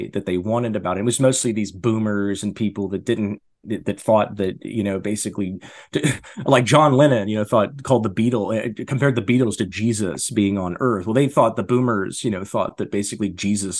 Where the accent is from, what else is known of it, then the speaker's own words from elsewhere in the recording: Colorado, United States; growing up in Colorado